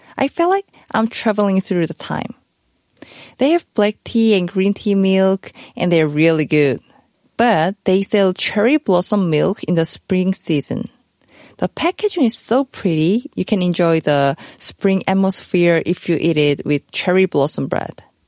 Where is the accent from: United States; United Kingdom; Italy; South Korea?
South Korea; Busan; Busan is not just my hometown